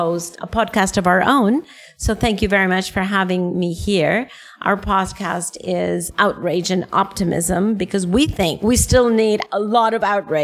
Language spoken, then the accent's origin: English; Costa Rica; moved away; I am in my home country, Costa Rica, where I haven't lived in over 40 years